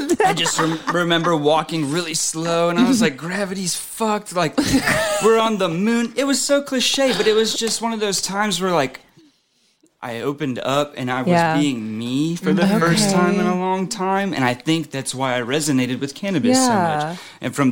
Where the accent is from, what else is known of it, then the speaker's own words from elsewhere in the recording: Fayetteville, Arkansas, United States; also born or lived in Springdale, Arkansas; now in Oklahoma, United States; I moved from Springdale to Fayetteville in like middle school